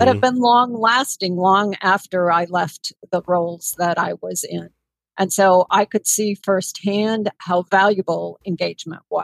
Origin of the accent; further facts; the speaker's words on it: near La Crosse, rural Wisconsin, United States; in rural Wisconsin, near La Crosse, Wisconsin, which is on the western border of Wisconsin and Minnesota